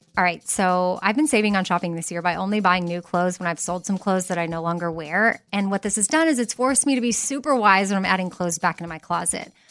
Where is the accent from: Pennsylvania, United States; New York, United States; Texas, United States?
Texas, United States; as a Texan